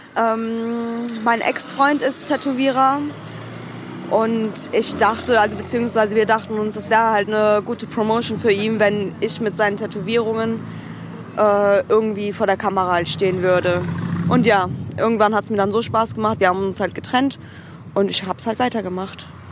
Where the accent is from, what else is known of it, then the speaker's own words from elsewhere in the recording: Germany; ich bin in Deutschland geboren, meine Familie in der Türkei.